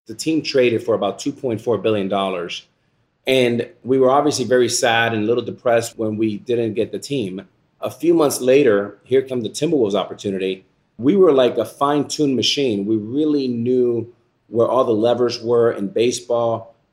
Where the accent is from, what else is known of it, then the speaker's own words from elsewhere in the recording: Miami, Florida, United States; the Boys and Girls Club, where I entered as a nine-year-old boy here in Miami